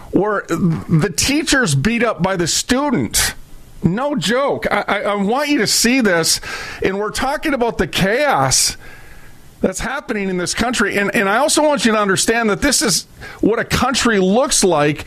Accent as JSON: {"language": "English", "town": "Minneapolis", "region": "Minnesota", "country": "United States", "tie": "born or raised there", "also_born_or_lived": "St. Paul", "said": "I was raised up in North Minneapolis. I moved 37 times from Minneapolis to St. Paul"}